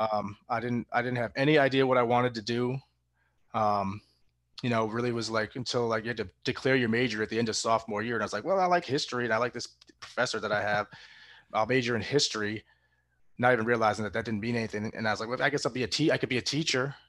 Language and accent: English; Massachusetts, United States; I was born in Massachusetts